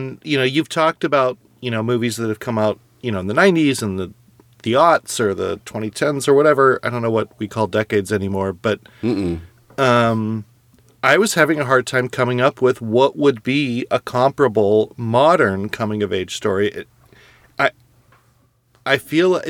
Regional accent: California, United States; I grew up in California

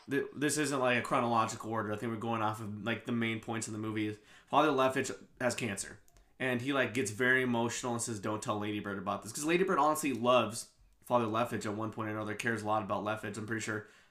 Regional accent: Kansas City, United States; moved away as an adult; our love for Kansas City

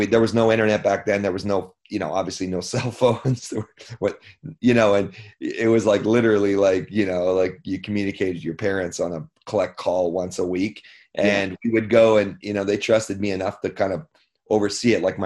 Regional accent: Canada; being a Canadian kid

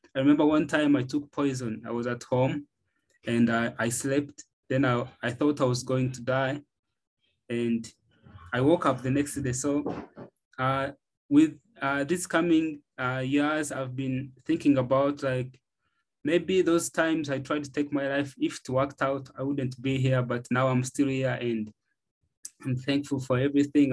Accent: Uganda; I'm from Uganda, East Africa

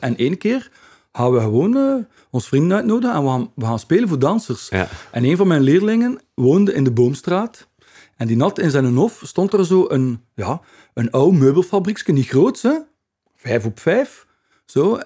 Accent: Ghent, Flanders, Belgium; accent: Ghent dialect; first language Ghent dialect; dat is mijn moedertaal, Hens dialect

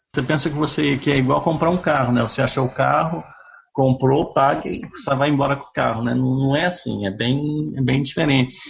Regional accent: Brazil; now in Canada; sou brasileiro

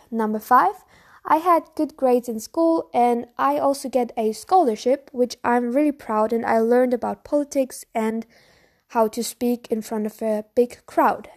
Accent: Bavaria, Germany; English is a second language; I'm from Bavaria. So Bavaria is in Germany.

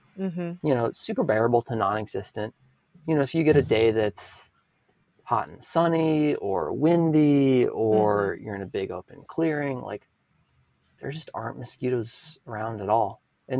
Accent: Wisconsin, United States; moved away; I grew up in Wisconsin and I canoed all through northern Minnesota and Canada

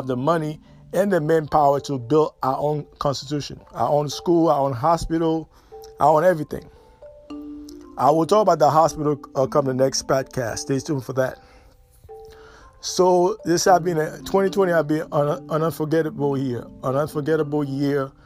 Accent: New York, United States; moved away; also born or lived in South Florida / North Florida; growing up in New York

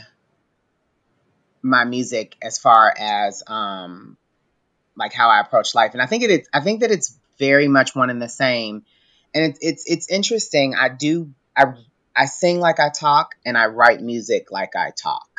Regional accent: Louisville, Kentucky, United States; my hometown Louisville

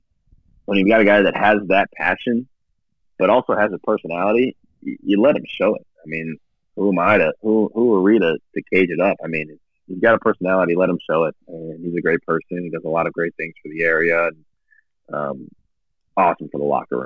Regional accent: Canton, Ohio, United States; moved away as an adult; also born or lived in Cleveland, Ohio; now in Kansas City, United States; I'm born and raised in Canton, Ohio, a little south of Canton

